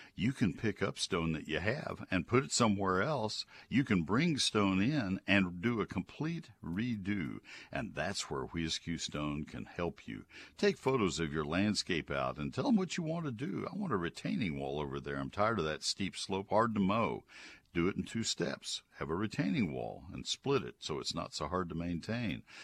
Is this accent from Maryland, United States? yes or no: no; San Antonio, Texas, United States; San Antonio is where I was born